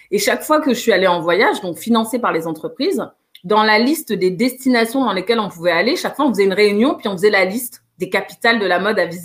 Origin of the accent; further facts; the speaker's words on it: Guinea; J'ai commencé par la Guinée parce que je suis originaire de la Guinée en me disant, tu vas commencer par Conakry.